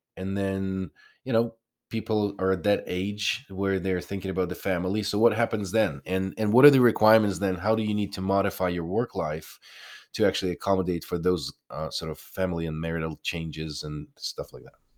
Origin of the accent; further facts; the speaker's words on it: Ukraine; moved away; I'm from Ukraine originally.